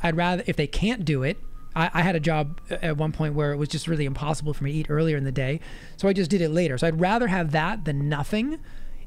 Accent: Massachusetts, United States; My home state

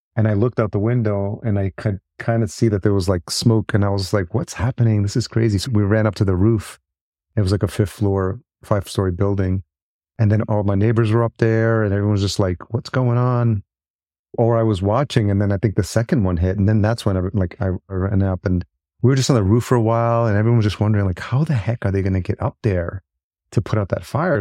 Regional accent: Yonkers, New York, United States; now in Minneapolis, United States; I'm in Minneapolis now, but I'm a New Yorker, grew up in Yonkers

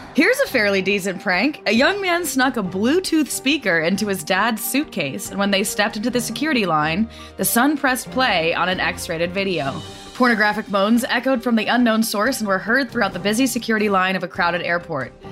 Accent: the West, United States; I'm from the West

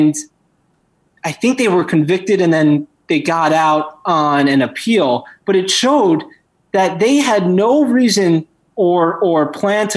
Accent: New York, United States; I'm from New York. I lived through 9/11

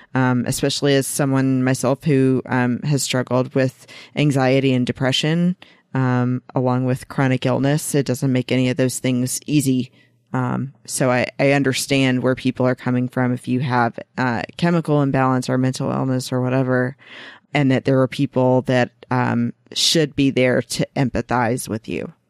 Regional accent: Georgia, United States; my home state of Georgia

